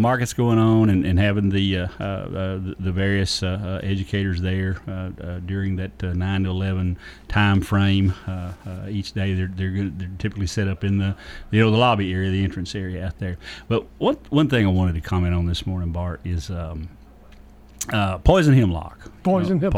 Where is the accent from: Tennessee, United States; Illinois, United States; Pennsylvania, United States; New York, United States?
Tennessee, United States; Lawrence County; I grew up Lawrence County.